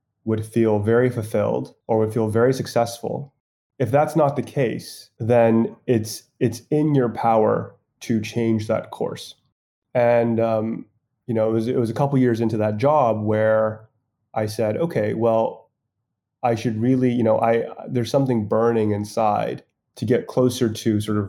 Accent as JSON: {"language": "English", "country": "Hong Kong", "said": "I'm originally from Hong Kong"}